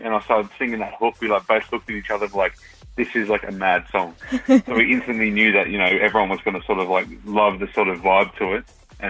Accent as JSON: {"language": "English", "area": "Southern Highlands", "region": "New South Wales", "country": "Australia", "said": "because I'm from the Highlands myself."}